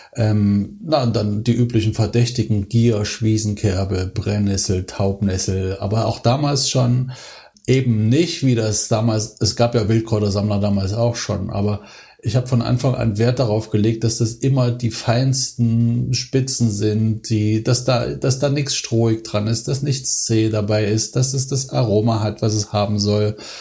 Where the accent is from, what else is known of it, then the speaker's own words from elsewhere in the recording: Thuringia, Germany; moved away; ich bin ja als Thüringer bin ich in, in, einer, in einem Haushalt aufgewachsen